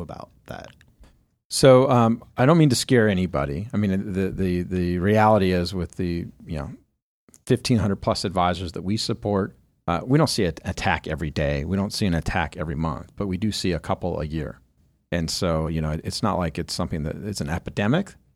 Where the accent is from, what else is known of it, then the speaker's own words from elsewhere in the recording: Southern California, United States; when you grow up in Southern California